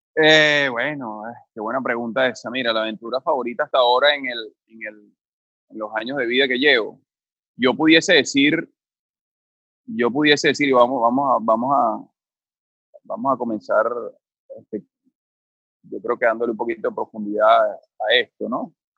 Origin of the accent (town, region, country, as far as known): Venezuela